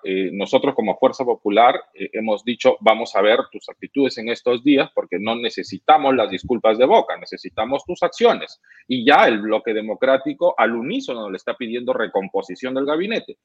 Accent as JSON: {"language": "Spanish", "country": "Peru", "said": "como peruanos y como y como gente que quiere trabajar por el Perú"}